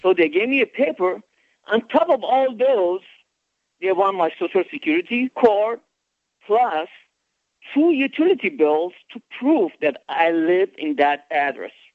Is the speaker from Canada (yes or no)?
no; Iran; now in Florida, United States; I'm from Iran.